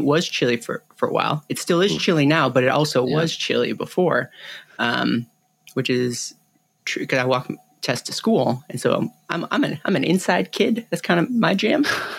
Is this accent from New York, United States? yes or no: no; Chicago, Illinois, United States; I grew up in Chicago